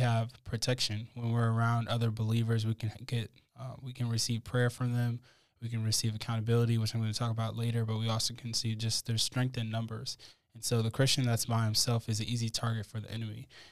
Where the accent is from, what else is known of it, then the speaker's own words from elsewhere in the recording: United States; our individualistic society in America